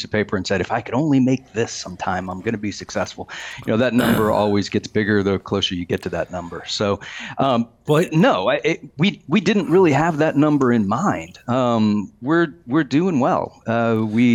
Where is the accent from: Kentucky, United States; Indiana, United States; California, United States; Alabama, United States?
Kentucky, United States; I grew up in Kentucky